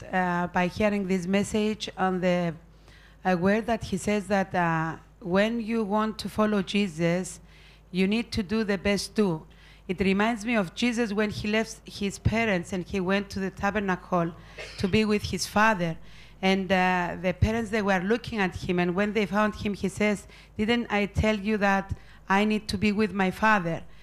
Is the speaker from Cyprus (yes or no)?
yes; Cyprus; I am from Cyprus